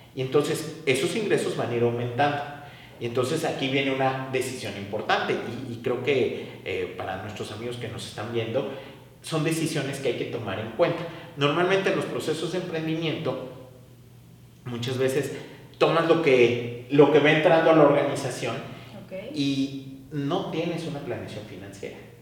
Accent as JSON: {"language": "Spanish", "town": "Xalapa", "region": "Veracruz", "country": "Mexico", "tie": "born or raised there", "said": "soy originario de Jalapa, Veracruz"}